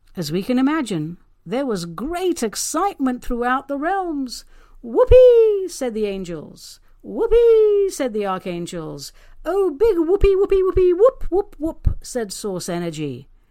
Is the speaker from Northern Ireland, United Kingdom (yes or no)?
no; London, United Kingdom; now in Pacific Northwest, United States; I'm actually a Brit, a proud London girl, now living and working in the arboreal paradise that is the Pacific Northwest